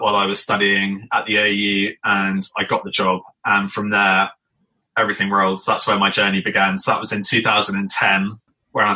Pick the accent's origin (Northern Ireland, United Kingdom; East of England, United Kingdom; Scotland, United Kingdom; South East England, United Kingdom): Scotland, United Kingdom; also born or lived in London; now in Farnham, United Kingdom; I grew up in Scotland, in amazing countryside.